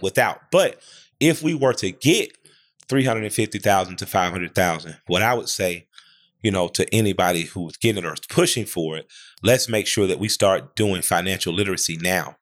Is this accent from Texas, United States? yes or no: no; Atlanta, Georgia, United States; I grew up in Atlanta